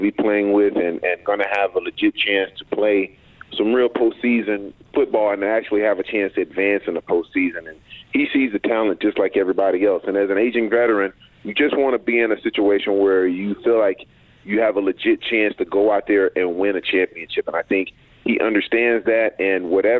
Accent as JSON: {"language": "English", "region": "Texas", "country": "United States", "said": "I'm from Texas"}